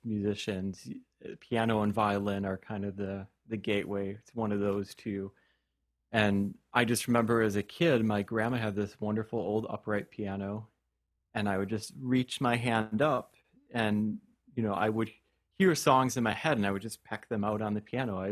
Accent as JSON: {"language": "English", "town": "Stevens Point", "region": "Wisconsin", "country": "United States", "tie": "born or raised there", "said": "it was at a music store in Stevens Point, my hometown"}